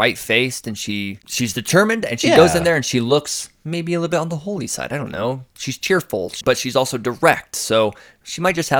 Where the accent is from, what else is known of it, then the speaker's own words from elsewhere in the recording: United States; We're American.